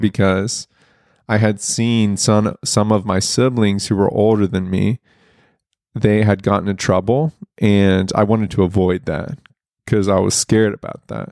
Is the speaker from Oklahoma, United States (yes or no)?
yes; Broken Arrow, Oklahoma, United States; I grew up in Broken Arrow, Oklahoma, which is northeast Oklahoma.